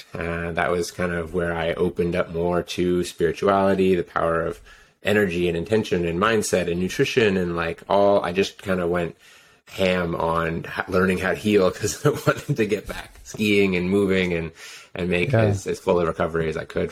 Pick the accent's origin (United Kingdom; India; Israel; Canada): Canada; Ontario; moved away as an adult; also born or lived in Whistler; I grew up in Ontario, and I was a skier